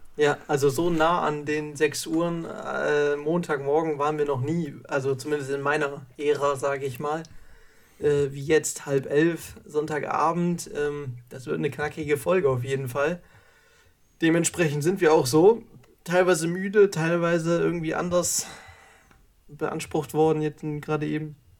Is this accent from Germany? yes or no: yes; Baden-Württemberg, Germany; bei uns in Baden-Württemberg